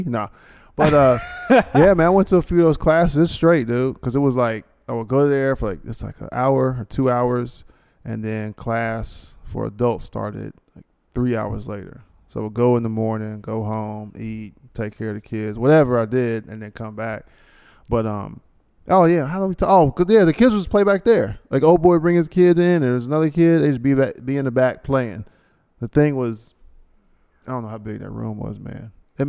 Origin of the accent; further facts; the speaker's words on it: New York, United States; You're maybe from the South, and I'm from New York.